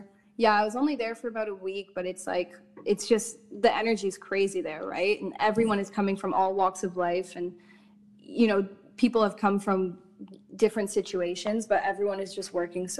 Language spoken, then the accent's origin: English; Ottawa, Ontario, Canada; now in Toronto, Canada; Growing up in Ottawa, it's a beautiful, beautiful city, but I felt quite restricted creatively